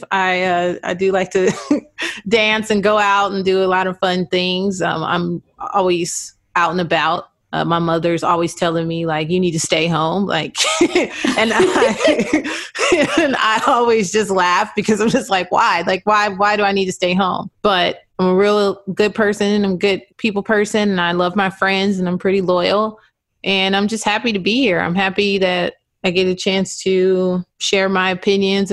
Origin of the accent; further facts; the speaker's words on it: Inglewood, California, United States; I'm from Inglewood, California.